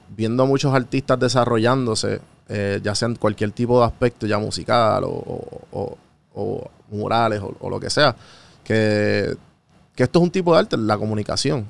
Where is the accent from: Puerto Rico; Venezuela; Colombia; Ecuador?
Puerto Rico; yo siendo puertorriqueño